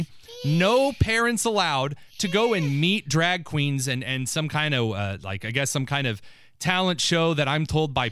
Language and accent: English; New Castle, Indiana, United States; Our church that I grew up with in Newcastle